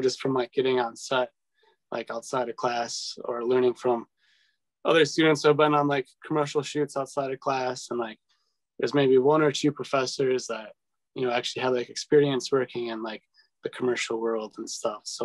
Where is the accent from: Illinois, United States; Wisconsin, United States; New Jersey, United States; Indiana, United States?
Wisconsin, United States; Waukesha; also born or lived in Milwaukee; I grew up in Waukesha, so not too far from here.